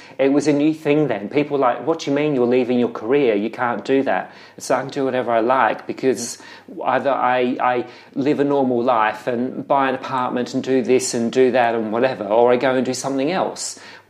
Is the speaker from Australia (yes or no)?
yes; Adelaide, South Australia, Australia; moved away as an adult; now in London, United Kingdom; I grew up in Australia. So I grew up in Adelaide, which was founded by the gentry of London. Grew up speaking proper English.